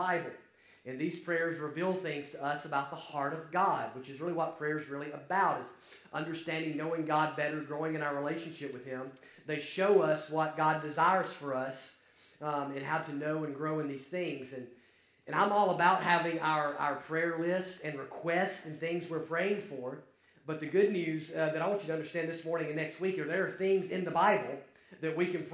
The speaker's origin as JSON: {"language": "English", "region": "Alabama", "country": "United States", "accent": "Alabama", "said": "now you get to deal with my accent, and so it's quite the change there from across the pond to Alabama"}